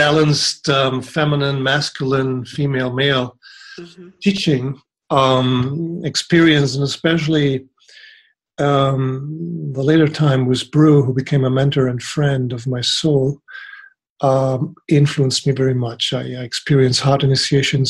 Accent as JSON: {"language": "English", "country": "Germany", "tie": "born or raised there", "said": "I grew up in Germany and studied there"}